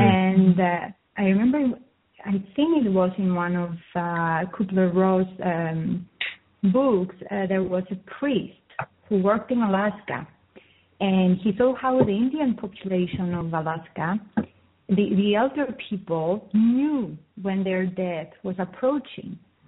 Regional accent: Cyprus; Even I come from Cyprus, and I grew up in a village

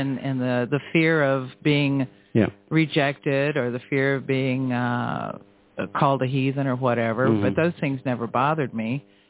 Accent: Florida, United States; I grew up in Florida when it was a paradise, and I had a lot of freedom

